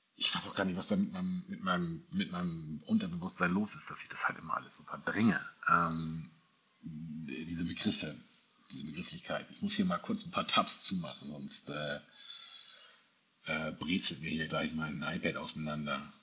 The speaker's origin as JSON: {"language": "German", "region": "Hamburg", "country": "Germany", "tie": "born or raised there", "moved": "yes", "said": "meine Heimatstadt ist Hamburg, auch wenn ich dort momentan nicht lebe"}